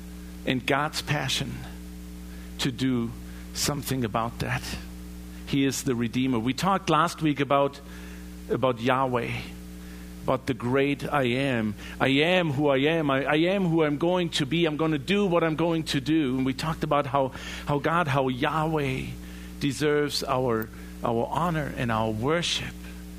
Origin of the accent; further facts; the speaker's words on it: Germany; In my home country in Germany, we all have seen the images of people being enslaved for their ethnicity, being placed in concentration camps.